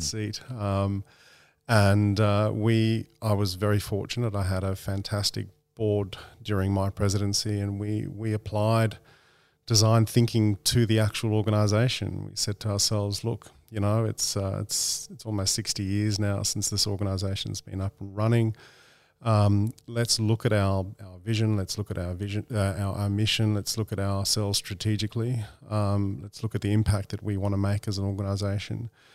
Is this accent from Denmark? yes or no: no; Australia; being an Australian